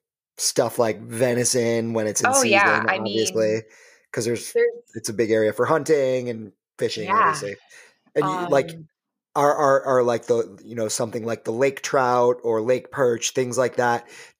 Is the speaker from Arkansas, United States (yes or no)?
no; Michigan, United States; So I grew up in Michigan